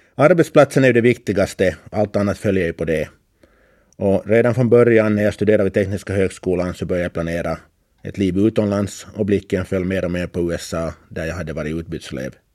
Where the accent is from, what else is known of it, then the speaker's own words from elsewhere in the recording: Karis, Uusimaa, Finland; now in Åland, Finland; Jag var alltså född och uppvuxen i Karis